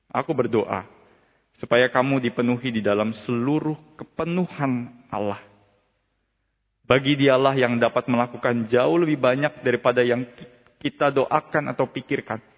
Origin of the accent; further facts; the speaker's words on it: Jakarta, Indonesia; sebagai seseorang yang lahir dan besar di kota Jakarta, Salah satu pengalaman berkesan di Jakarta yang tidak pernah mungkin saya temui di kota-kota lain